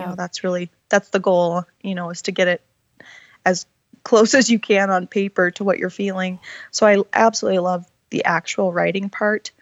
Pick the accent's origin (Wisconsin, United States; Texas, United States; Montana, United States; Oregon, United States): Montana, United States; moved away as an adult; also born or lived in Washington; I was born and raised here in Montana.